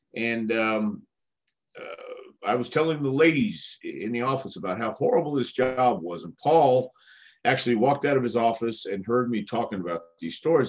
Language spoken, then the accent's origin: English; El Paso, Texas, United States; now in Knoxville, United States; I was born in El Paso, Texas